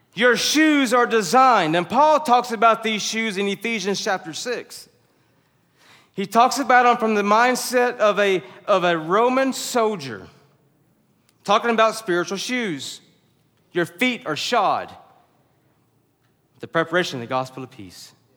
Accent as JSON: {"language": "English", "region": "the South", "country": "United States", "said": "we're from the South"}